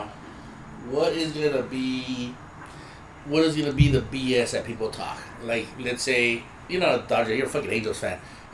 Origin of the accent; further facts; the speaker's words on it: Ensenada, Baja California, Mexico; moved away; I am from Ensenada